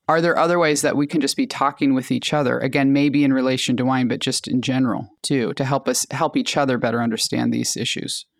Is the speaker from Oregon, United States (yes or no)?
no; Alaska, United States; now in California, United States; I grew up in Alaska and my family's indigenous to that area.